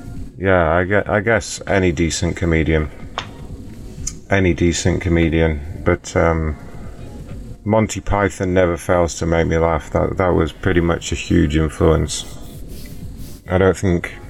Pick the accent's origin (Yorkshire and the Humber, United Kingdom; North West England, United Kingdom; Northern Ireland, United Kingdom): Yorkshire and the Humber, United Kingdom; I'm obviously from Yorkshire